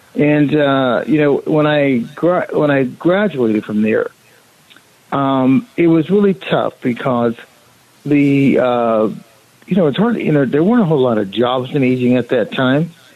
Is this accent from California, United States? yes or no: yes; Monrovia, California, United States; I was born and raised in Monrovia